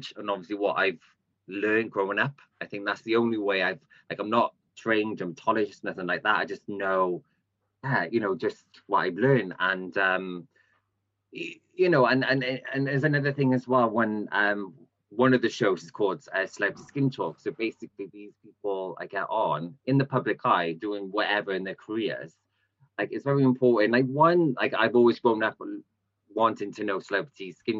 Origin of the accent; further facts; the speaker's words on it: Cardiff, Wales, United Kingdom; I'm from Cardiff